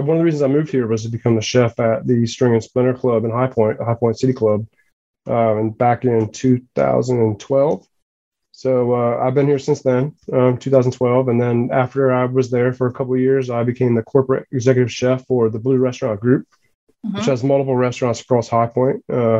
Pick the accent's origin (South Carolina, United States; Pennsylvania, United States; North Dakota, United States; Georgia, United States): Pennsylvania, United States; rural; moved away; Well, I grew up in Pennsylvania, in rural Pennsylvania, kind of outside of Philly in Baltimore, but it was farm country.